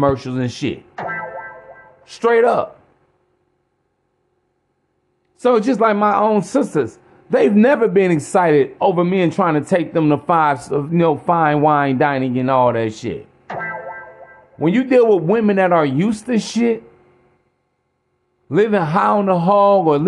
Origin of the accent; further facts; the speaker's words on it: East Chicago, Indiana, United States; I'm from East Chicago, Indiana.